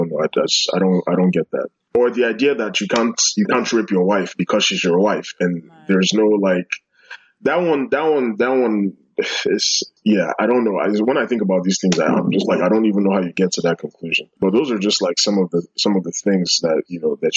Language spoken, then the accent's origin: English; New York, United States; also born or lived in London, United Kingdom / Abuja, Nigeria; I grew up in a bunch of places. I, I grew up in New York and London, and a little bit in Abuja too. So, like, I have like a little of a mixed bag, like, of experiences, you know.